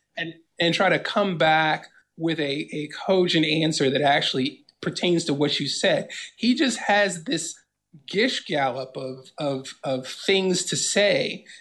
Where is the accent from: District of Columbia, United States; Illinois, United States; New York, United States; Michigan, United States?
District of Columbia, United States; Washington; Washington, D C, born and raised.